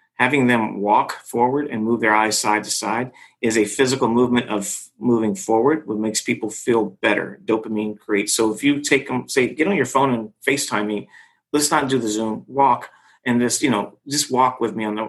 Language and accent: English; Los Angeles, California, United States; I'm from Hollywood